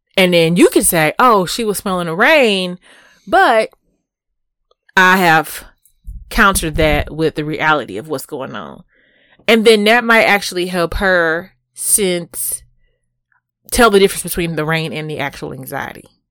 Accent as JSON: {"language": "English", "town": "Houston", "region": "Texas", "country": "United States", "said": "I'm from Houston."}